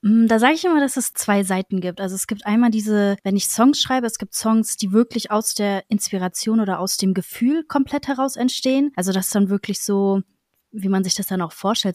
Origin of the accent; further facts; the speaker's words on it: Berlin, Germany; bin aus Berlin und mache Musik